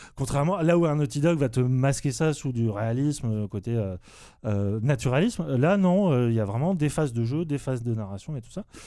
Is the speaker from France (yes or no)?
yes; France; pour nous en tant que français